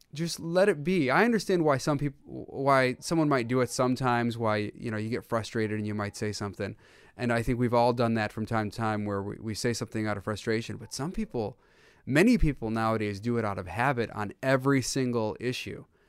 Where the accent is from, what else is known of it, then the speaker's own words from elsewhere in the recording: United States; growing up, that's the thing I remember most is my dad telling me all the time and my brothers, um, that we are so blessed to be in the United States